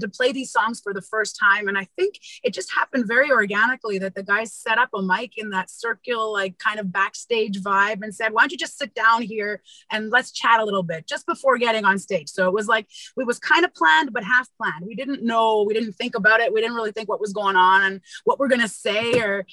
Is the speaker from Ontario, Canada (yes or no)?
no; Montreal, Quebec, Canada; moved away; also born or lived in Israel / India; Tom and I ended up going back to Montreal, my hometown